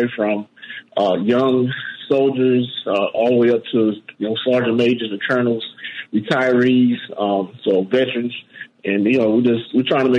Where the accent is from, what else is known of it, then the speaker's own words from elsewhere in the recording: Miami, Florida, United States; I grew up in Miami, Florida.